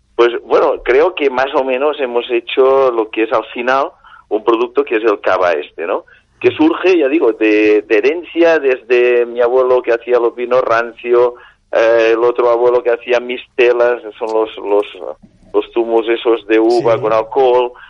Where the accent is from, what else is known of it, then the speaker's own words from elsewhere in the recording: Catalonia, Spain; como buen catalán